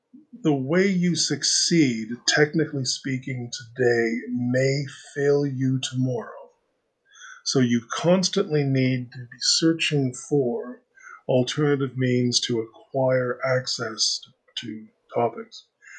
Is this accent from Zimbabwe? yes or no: no; Canada; And although I am a Canadian liberal, which means that you would regard me as being a left-wing Democrat